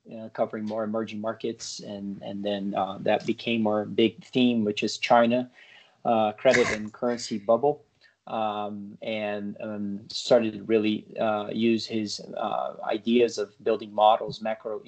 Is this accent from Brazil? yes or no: yes; Brazil; moved away as an adult; now in United States; I was born and raised in Brazil, lived there large part of my life, and then moved here to the U.S. To play tennis in college